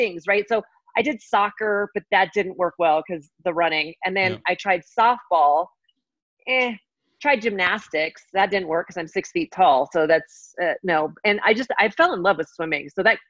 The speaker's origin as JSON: {"language": "English", "region": "Colorado", "country": "United States", "tie": "born or raised there", "also_born_or_lived": "Arizona", "said": "I grew up in Colorado. Oh, so grew up here and did all my training here. Went to the University of Arizona for 2 years and then came back to Colorado."}